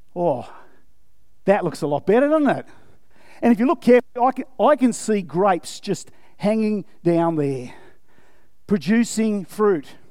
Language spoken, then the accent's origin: English; Australia; yes, I'm, I'm Australian, yes, I'm white